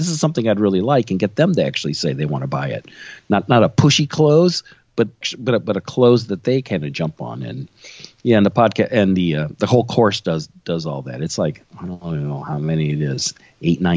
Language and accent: English; Illinois, United States; I'm born and raised in Illinois. haven't left